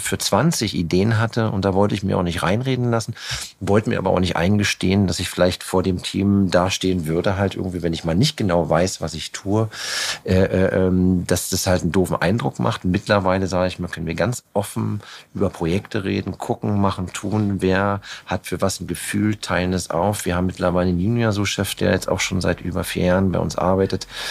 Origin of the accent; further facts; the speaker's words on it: Germany; mussten wir halt in Deutschland bei Null anfangen, weil da, wo ich angefangen angefangen habe zu kochen, ich komme halt, ich bin in der Stadt geboren, bin aufs Land gezogen